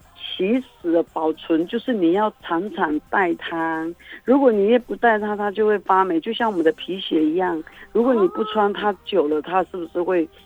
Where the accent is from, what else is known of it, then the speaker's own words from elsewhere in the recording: Majia, Pingtung County, Taiwan; 我是来自于屏东县马家乡